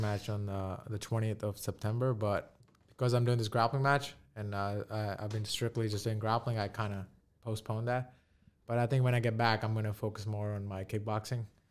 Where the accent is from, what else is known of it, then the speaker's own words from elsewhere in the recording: New York City, New York, United States; we're from New York City